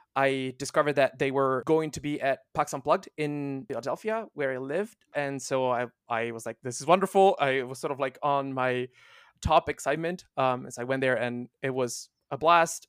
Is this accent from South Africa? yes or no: no; Italy; first language Italian; English is a second language; moved away; also born or lived in Finland; I'm not a, uh, native English speaker. I, uh, was born and raised in Italy, um, and I spent a big chunk of my life in Finland